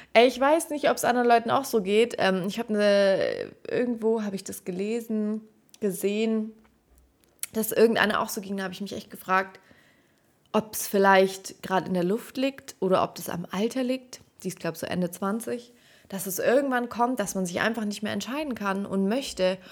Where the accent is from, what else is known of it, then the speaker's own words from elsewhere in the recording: Stuttgart, Baden-Württemberg, Germany; moved away as an adult; also born or lived in Heidenheim / Munich; now in Nuremberg, Germany; die Liebe zu meiner Heimat so richtig ähm, entdeckt